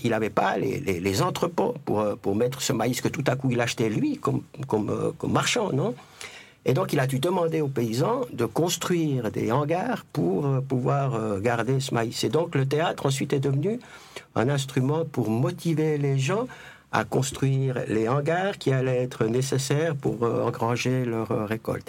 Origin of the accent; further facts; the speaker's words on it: Jura, Switzerland; moved away as an adult; also born or lived in Mexico; j'ai décidé de revenir chez moi, dans le Jura.